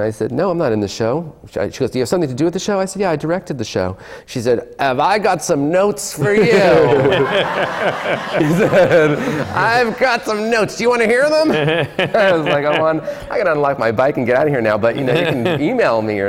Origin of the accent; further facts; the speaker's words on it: the New York area, United States; when I was growing up in the 70s, and I used to go see a lot of musicals because I'm from the New York area